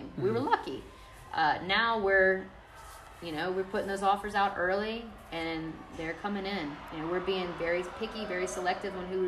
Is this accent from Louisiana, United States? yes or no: yes; Hammond, Louisiana, United States; being here in this city, coaching in my hometown